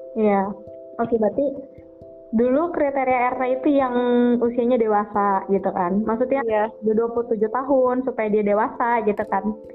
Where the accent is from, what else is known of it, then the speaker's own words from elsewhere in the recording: Bogor, West Java, Indonesia; lahir di Bogor tanggal 12 Juli tahun 2000.